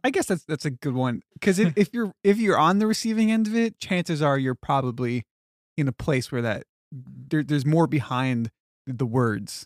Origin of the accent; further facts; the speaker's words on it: Long Island, New York, United States; moved away as an adult; also born or lived in Texas; growing up on Long Island